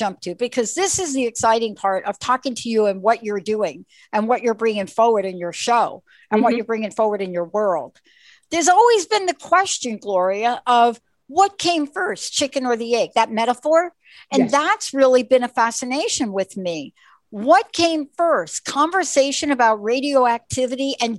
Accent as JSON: {"language": "English", "region": "New York", "country": "United States", "tie": "born or raised there", "said": "I grew up in New York"}